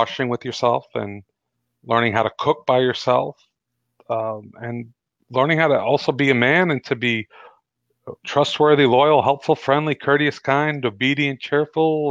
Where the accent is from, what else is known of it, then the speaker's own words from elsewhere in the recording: New York, United States; growing up in New York